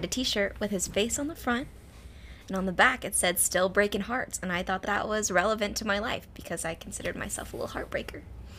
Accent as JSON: {"language": "English", "town": "Longview", "region": "Texas", "country": "United States", "tie": "born or raised there"}